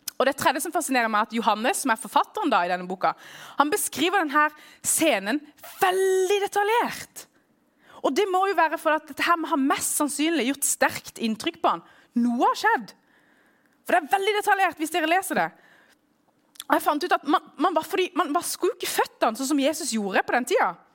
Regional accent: Norway; also born or lived in Middle East; jeg vokst opp i Norge

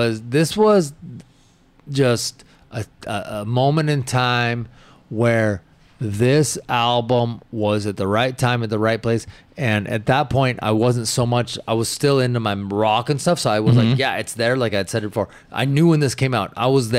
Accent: Washington, United States; I have a lot of memories, you know, from where I grew up in Washington.

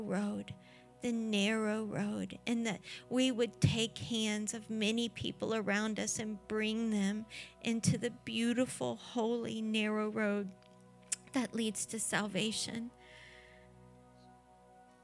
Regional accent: Florida, United States; we're from Florida

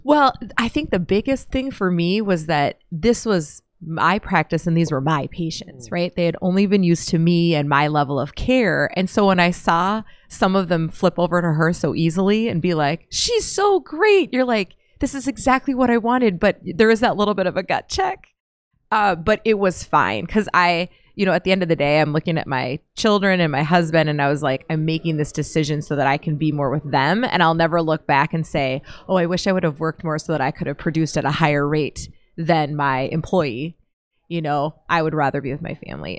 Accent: Pipestone, Minnesota, United States; moved away; I'm from Pipestone in the southwest por- portion of Minnesota.

